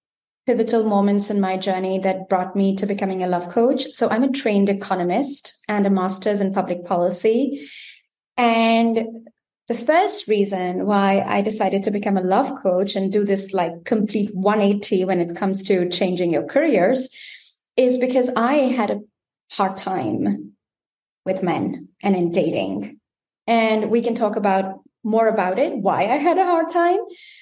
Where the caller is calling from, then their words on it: Germany; I am tuning in from Germany.